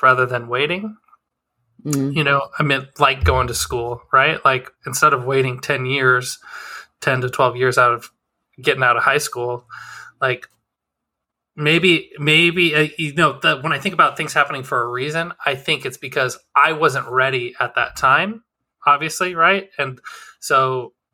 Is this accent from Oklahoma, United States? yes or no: no; Wyoming, United States; moved away; growing up in Wyoming, no opportunities